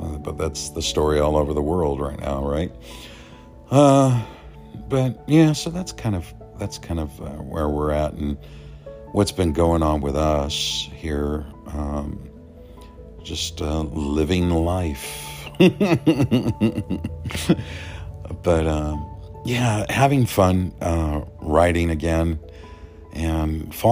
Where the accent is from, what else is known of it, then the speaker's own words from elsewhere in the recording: Los Angeles, California, United States; now in Las Vegas, United States; especially SoCal, you know, where we grew up, you know